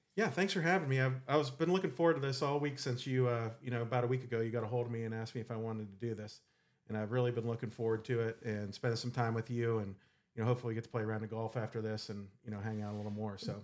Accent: Saegertown, Pennsylvania, United States; I grew up in Sager Town, Pennsylvania

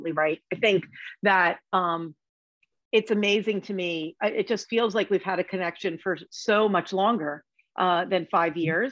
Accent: New Jersey, United States; moved away; I'm originally from Jersey, and when I moved back to Jersey, as in Asbury Park

